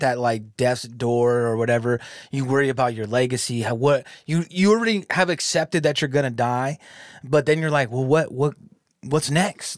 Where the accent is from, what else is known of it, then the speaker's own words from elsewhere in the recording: California, United States; now in Michigan, United States; I'm from California, but I'm out here in Michigan